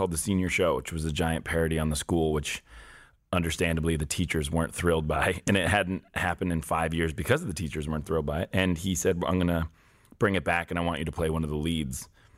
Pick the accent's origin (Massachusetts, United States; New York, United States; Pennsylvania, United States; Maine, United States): Massachusetts, United States; Newton; I was born just outside of Boston in Newton, Mass